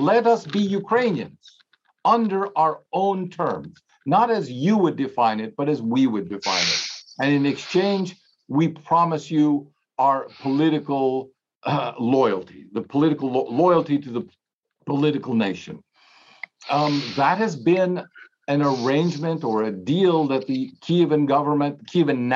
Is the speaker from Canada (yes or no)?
no; Germany; moved away; I grew up, I'm just over 60, but I grew up in Europe, in Germany